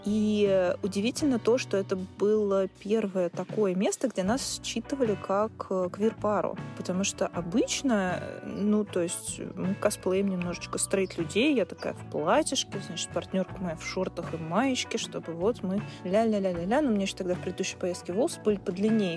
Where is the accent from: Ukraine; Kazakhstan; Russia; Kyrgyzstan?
Russia; мы из России